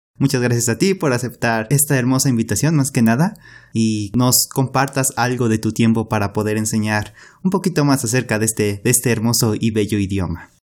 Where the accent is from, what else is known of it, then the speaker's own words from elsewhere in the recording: Mexico; nosotros como mexicanos